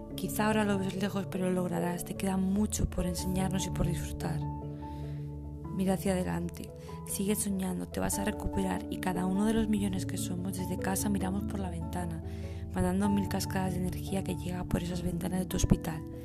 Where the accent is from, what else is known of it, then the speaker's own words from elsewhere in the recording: Madrid, Community of Madrid, Spain; tengo 37 años, soy de Madrid y tengo dos pequeños